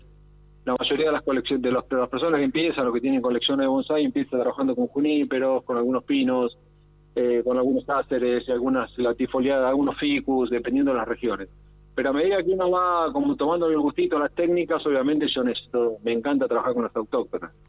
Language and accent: Spanish; Argentina